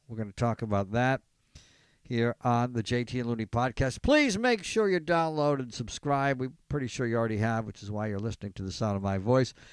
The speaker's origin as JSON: {"language": "English", "town": "Elmira", "region": "New York", "country": "United States", "tie": "born or raised there", "said": "growing up in Elmira, New York"}